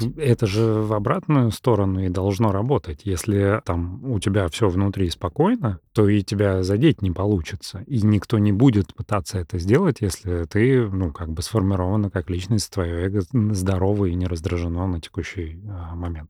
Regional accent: Russia; first language Russian; я армянин, потому что о, оба моих родителя армяне, но я там всю жизнь прожил в России и, и там русский мой родной язык

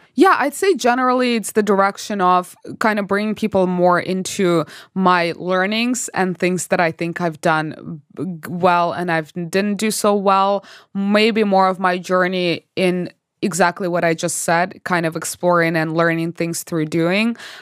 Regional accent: Belarus; moved away as an adult; also born or lived in Canada; now in Los Angeles, United States; I'm originally from Belarus, went to Canada to study chemical engineering.

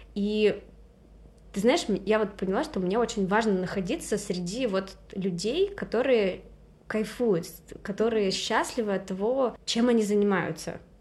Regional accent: Saint Petersburg, Russia; moved away as an adult; also born or lived in Turkey; now in Barcelona, Spain; я из Питера

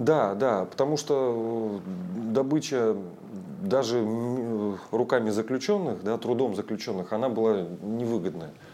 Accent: Provideniya, Chukotka Autonomous Okrug, Russia; also born or lived in Anadyr; я родился и вырос на Чукотке. А, родиной считаю, родился в Анадыре, в столице а, Чукотского автономного округа. Но э, все детство и юность провел в проведении

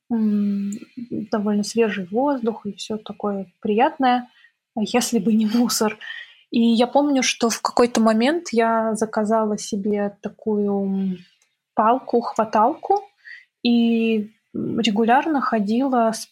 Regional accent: Minsk, Belarus; now in Korolyov, Russia; Да, я когда переехала из Минска, я переехала не в Москву, а в Королёв. И очень сильно, конечно, для меня это был стресс, потому что все-таки Беларусь тоже достаточно чистая

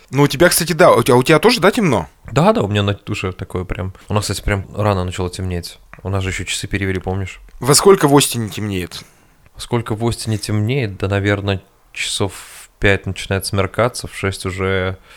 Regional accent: Russia; мы татары их едим

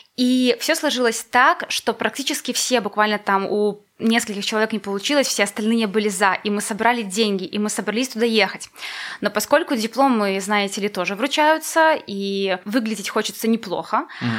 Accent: Valozhyn, Minsk Region, Belarus; now in Minsk, Belarus; я из Воложина

